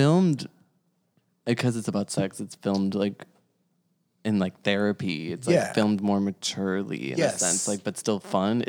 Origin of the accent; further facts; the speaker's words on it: Chicago, Illinois, United States; now in Los Angeles, United States; I'm from Chicago